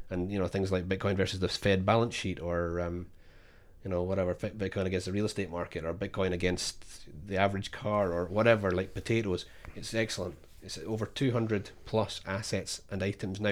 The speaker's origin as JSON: {"language": "English", "region": "Scotland", "country": "United Kingdom", "moved": "yes", "said": "I'm Scottish"}